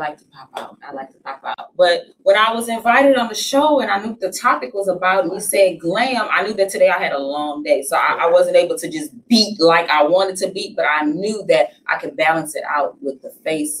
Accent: Slidell, Louisiana, United States; now in Houston, United States

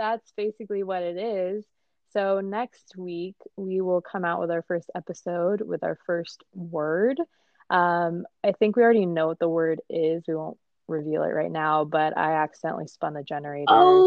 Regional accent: California, United States; I'm from California. So actually, right now I'm in California recording this

